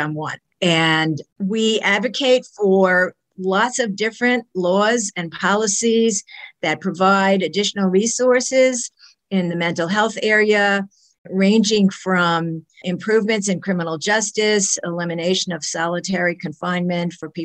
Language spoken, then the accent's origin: English; New York City, New York, United States; I am a New Yorker through and through. I was born in a hospital in New York City. My parents were living in Brooklyn, and we lived in that apartment for many years. The family moved to the suburbs when I was a teenager.